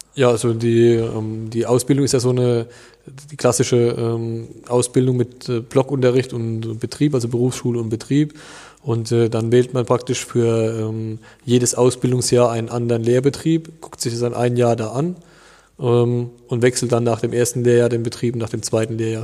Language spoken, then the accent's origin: German; Duttweiler, Rhineland-Palatinate, Germany; bei uns in Duttweiler